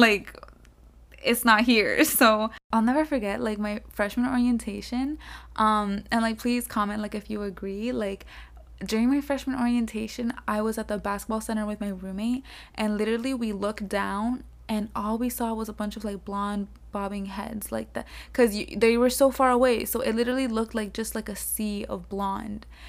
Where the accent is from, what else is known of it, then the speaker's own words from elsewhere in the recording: South Florida, United States; moved away as an adult; also born or lived in Pasto, Colombia; now in Tallahassee, United States; I was born in Pasto, Colombia, and then I came to the U S when I was one year old. So, from then, I grew up in South Florida.